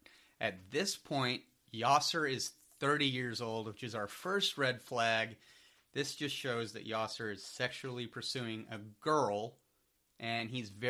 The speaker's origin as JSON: {"language": "English", "town": "Lewisville", "region": "Texas", "country": "United States", "tie": "born or raised there", "said": "I moved into the Lewisville area around 2001."}